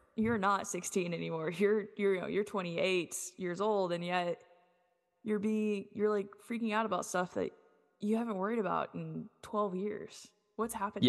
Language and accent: English; United States; moved away; also born or lived in Duncan / Fort Smith, Arkansas; my hometown of Duncan or in Fort Smith where I, I went for high school